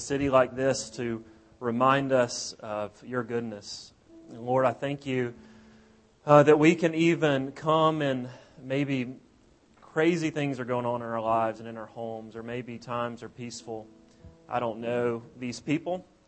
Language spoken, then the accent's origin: English; South Alabama, United States; moved away as an adult; We're from Alabama originally, from South Alabama, and we've been gone for several years.